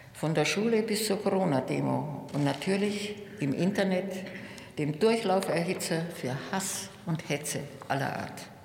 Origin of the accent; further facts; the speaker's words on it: Munich, Bavaria, Germany; In meiner Heimatstadt